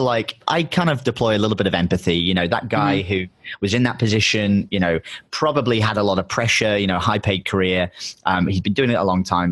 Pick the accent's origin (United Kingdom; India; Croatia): United Kingdom; England; moved away; My girlfriend's American. I'm English, so we kind of have to travel full time.